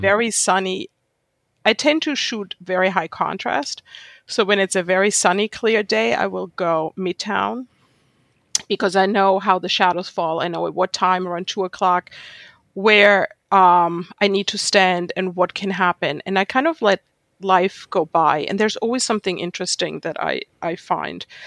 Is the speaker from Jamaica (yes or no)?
no; Germany; English is a second language; moved away as an adult; also born or lived in Jerusalem, Israel; now in New York City, United States; growing up in Germany